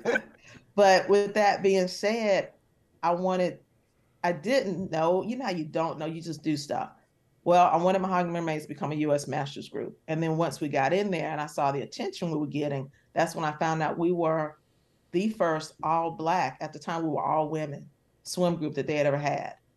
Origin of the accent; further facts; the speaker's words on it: Charlotte, North Carolina, United States; I'm from Charlotte, and everyone I knew swam